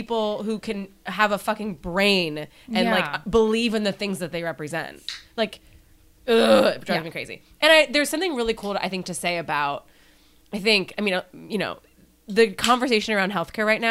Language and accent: English; Seattle, Washington, United States; I'm from Seattle